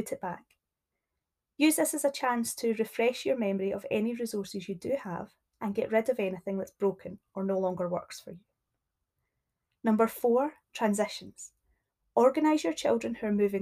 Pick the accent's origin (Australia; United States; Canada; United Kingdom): United Kingdom; Scotland